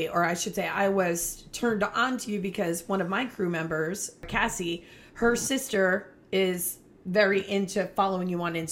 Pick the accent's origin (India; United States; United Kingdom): United States; Toms River, New Jersey; Toms River.